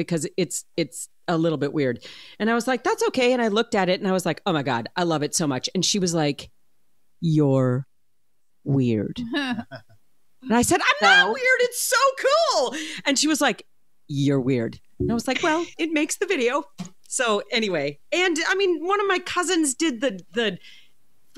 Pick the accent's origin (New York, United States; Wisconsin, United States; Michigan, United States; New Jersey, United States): Wisconsin, United States; I'm from Wisconsin